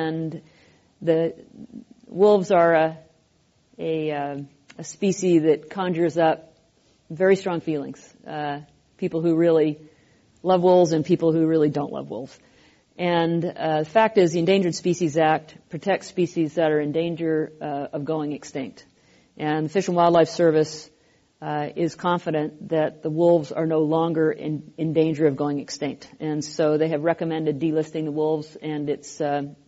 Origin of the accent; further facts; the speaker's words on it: Pacific Northwest, home state of Washington, United States; I come from the Pacific Northwest